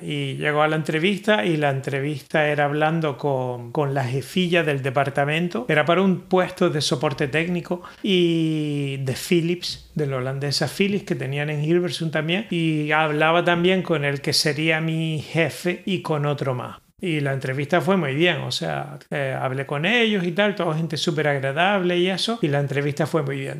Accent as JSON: {"language": "Spanish", "country": "Spain", "moved": "yes", "said": "yo soy español"}